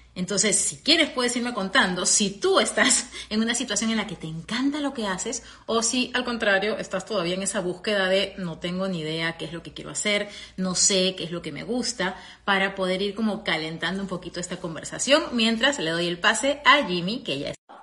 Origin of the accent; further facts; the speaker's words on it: Peru; moved away as an adult; also born or lived in Venezuela; now in United States; regresar a, a, mi Perú a vivir